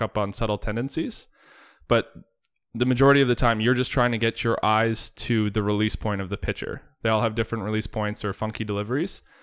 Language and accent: English; Bradford, Ontario, Canada; moved away as an adult; also born or lived in Oakville, Ontario / Jamestown, North Dakota; growing up in Bradford, Ontario, uh, halfway to Barrie.